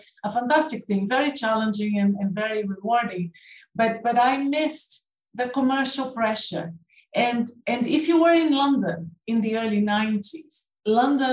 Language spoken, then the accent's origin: English; Brazil; accent: Canadian; moved away as an adult; also born or lived in United Kingdom; I was born in Brazil, and then I came to the UK to study and finished my PhD